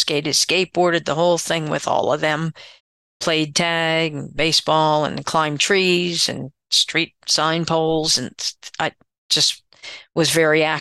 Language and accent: English; Pottstown, Pennsylvania, United States; I was born and raised in Pottstown, Pennsylvania, which is about 30 miles west of Philadelphia, Pennsylvania.